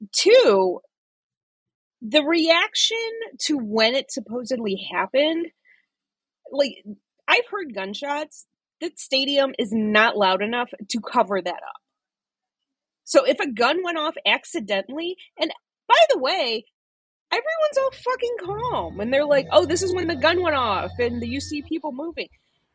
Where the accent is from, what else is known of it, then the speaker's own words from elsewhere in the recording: Chicago, Illinois, United States; I'm from Chicago. My husband and I are just visiting.